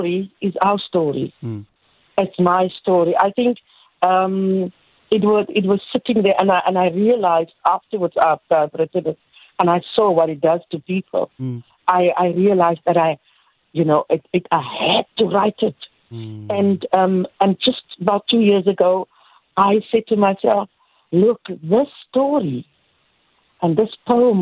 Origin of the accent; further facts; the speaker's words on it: Worcester, Western Cape, South Africa; moved away as an adult; now in Cape Town, South Africa; I hail from Worcester. It's about 100 kilometers from Cape Town. Mm-hmm. I came to Cape Town in 1973.